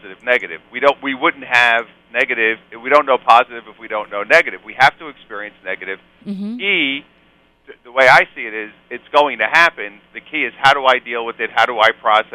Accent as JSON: {"language": "English", "town": "New York City", "region": "New York", "country": "United States", "said": "I'm a New York guy. I'm from Brooklyn."}